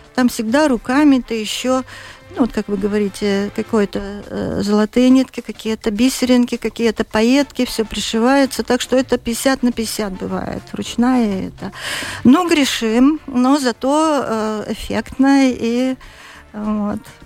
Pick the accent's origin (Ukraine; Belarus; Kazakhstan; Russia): Russia; Vologda Oblast; born or raised there; also born or lived in Siberia; now in Latvia